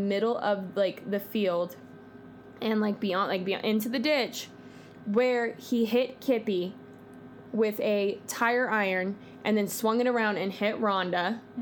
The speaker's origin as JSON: {"language": "English", "region": "California", "country": "United States", "said": "I'm from California"}